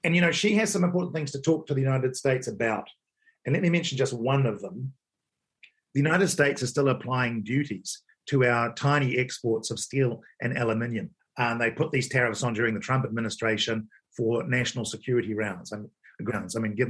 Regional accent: New Zealand; as a Kiwi

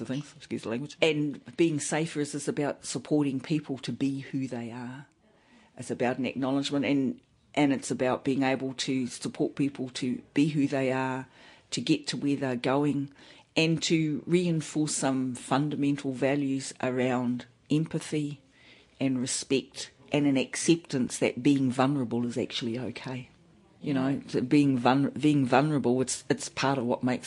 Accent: Manaia, Waikato, New Zealand; I'm from Hauraki. I'm from Ngāti Pukinga, from Manaia. Half an hour or so down the road from Thames.

